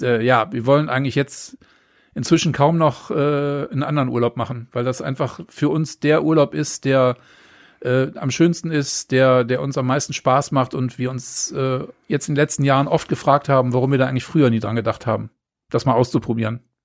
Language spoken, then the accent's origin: German; Neuss, North Rhine-Westphalia, Germany; also born or lived in Hamburg; now in Lüneburg, Germany; bin aber gebürtig aus dem Rheinland, nämlich aus Neuss, der wunderschönen Stadt, linksrheinisch